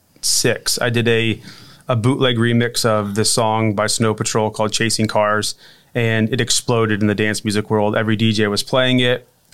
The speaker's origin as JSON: {"language": "English", "region": "Indiana", "country": "United States", "tie": "born or raised there", "said": "I grew up in Indiana."}